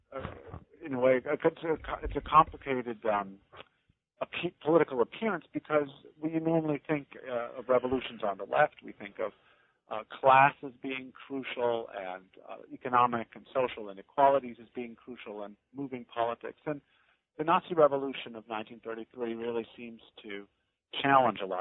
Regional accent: Chicago, Illinois, United States; also born or lived in Philadelphia; I grew up in Chicago on the South Side

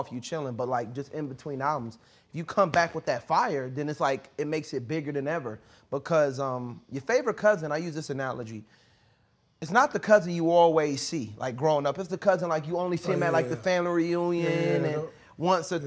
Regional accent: Maryland, United States; I'm from Maryland

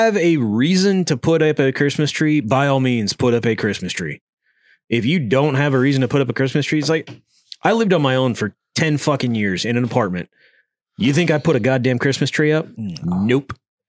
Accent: Vermont, United States; Well, like growing up in Vermont

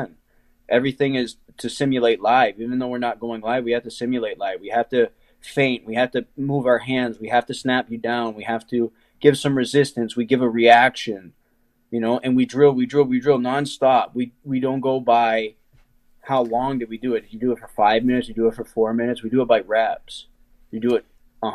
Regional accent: Ohio, United States; I'm from Ohio, and I mean, wrestling's huge here

